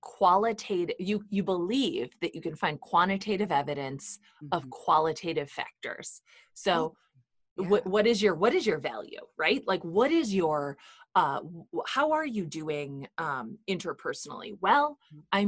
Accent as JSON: {"language": "English", "region": "Midwest", "country": "United States", "tie": "born or raised there", "said": "where I grew up in the Midwest"}